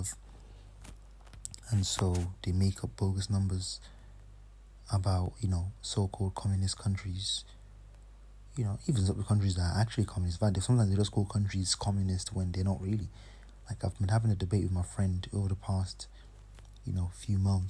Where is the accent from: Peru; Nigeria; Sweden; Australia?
Nigeria; first language English; I'm from Nigeria, but I colonized, our native language is English, but you know, I speak Yoruba also